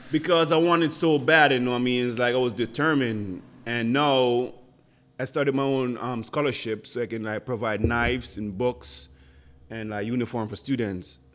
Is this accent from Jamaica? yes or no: yes; Jamaica; first language Jamaican Patois; English is a second language; moved away as an adult; now in Buffalo, United States; So I came here ten years ago from Jamaica.